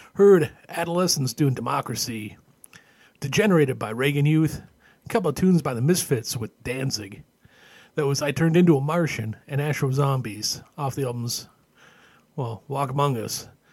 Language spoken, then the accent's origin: English; Canada; Growing up in Canada